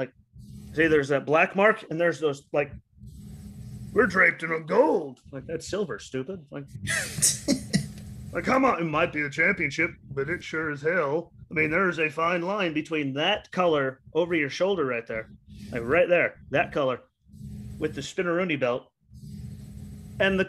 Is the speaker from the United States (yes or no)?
yes; Luzerne County, Pennsylvania, United States; I'm from Luzern County. I'm from Luzern County, Pennsylvania